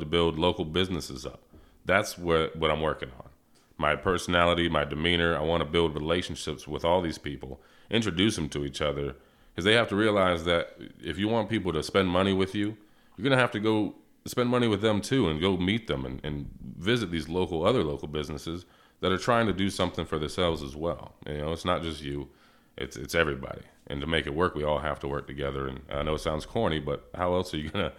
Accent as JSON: {"language": "English", "town": "Portsmouth", "region": "Virginia", "country": "United States", "tie": "born or raised there", "also_born_or_lived": "Plattsburgh, New York", "moved": "as an adult", "said": "I was raised in Virginia"}